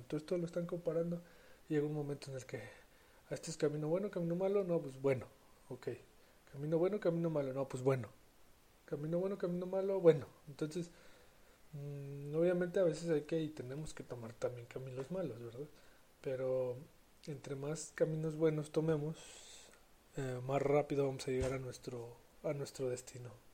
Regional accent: San Luis Potosí, Mexico; yo que soy de San Luis

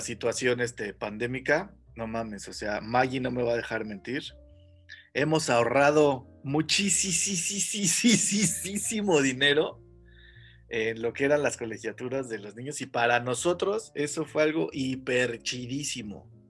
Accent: Mexico; nuestro país que cada vez creo es menos o más tercermundista

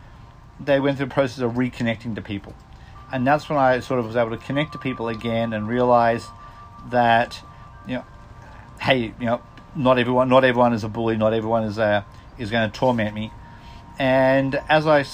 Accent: Australia; also born or lived in Mexico; now in United States; I'm Australian, living in the US.

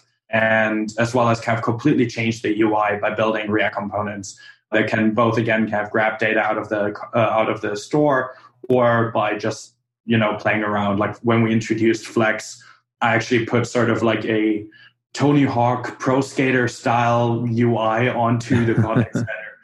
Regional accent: Germany; now in United States; I come from Germany

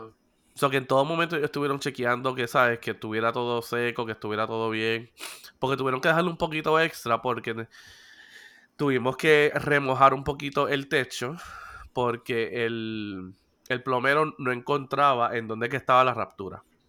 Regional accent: Puerto Rico; soy boricua y sé sobrevivir en situaciones

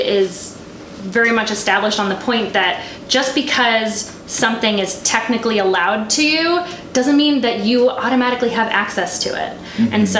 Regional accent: California, United States; I'm from California

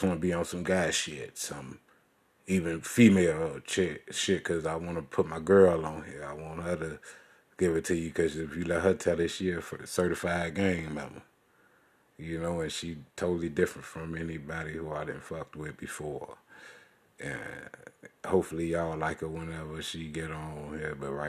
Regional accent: Chicago, Illinois, United States; I'm from Chicago

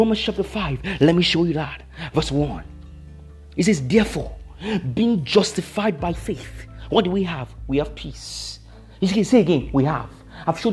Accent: Nigeria; I'm a Nigerian.

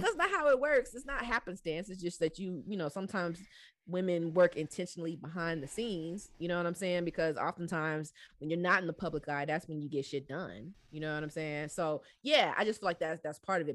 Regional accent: Southwest Georgia, United States; also born or lived in DMV (Washington metropolitan area); growing up in Southwest Georgia

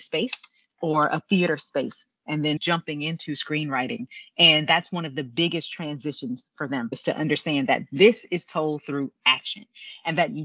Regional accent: Houston, Texas, United States; I grew up in Houston, Texas

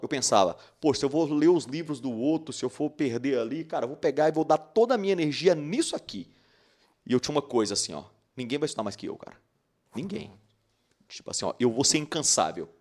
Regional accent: Patos de Minas, Minas Gerais, Brazil; moved away as an adult; now in Uberlândia, Brazil; eu sou de Patos de Minas, né, cidade do interior de Minas Gerais

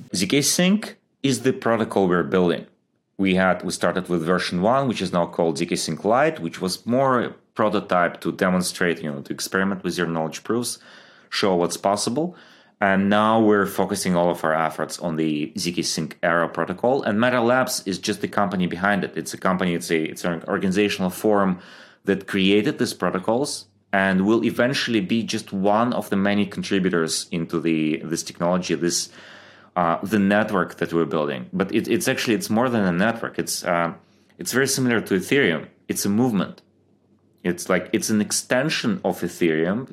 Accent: Ukraine; moved away as an adult; also born or lived in Germany; I grew up in, uh, Ukraine, moved to Germany when I was, uh, I think twenty.

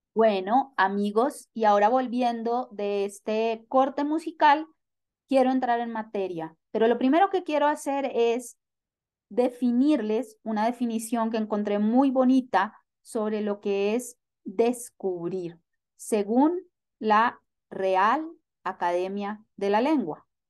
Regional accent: Italy; Spanish is a second language; moved away as an adult; now in Bogotá, Colombia; una italiana eh, que vive en América Latina, por la precisión en Bogotá, desde hace 10 años

